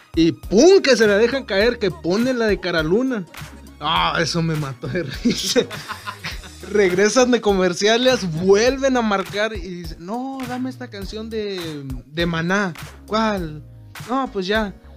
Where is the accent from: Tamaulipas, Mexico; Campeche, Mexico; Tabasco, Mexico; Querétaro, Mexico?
Tamaulipas, Mexico; Reynosa; somos de Reynosa